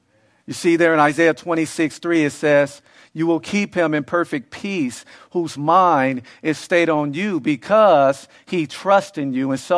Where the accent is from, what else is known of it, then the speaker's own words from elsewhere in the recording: Los Angeles, California, United States; especially where I grew up in South Central LA, you have the youth who were in a dysfunctional household